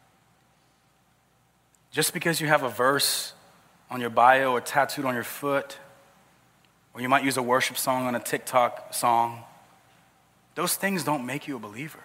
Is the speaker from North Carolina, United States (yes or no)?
no; South Georgia, United States; I grew up in South Georgia